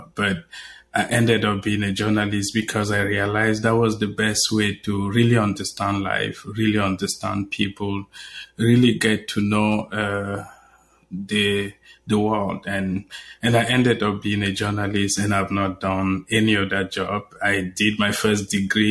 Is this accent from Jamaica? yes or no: no; Cameroon; moved away as an adult; also born or lived in Nigeria; now in United States; I was born in Cameroon, but I spent a lot of time in Nigeria. So born in Cameroon, traveled to Nigeria to study